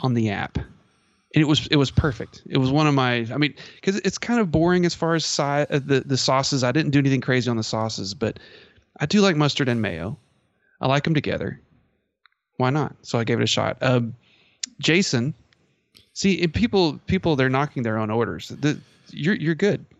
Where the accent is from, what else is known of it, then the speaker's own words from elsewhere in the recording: Merkel, Texas, United States; I grew up in Merkle, Texas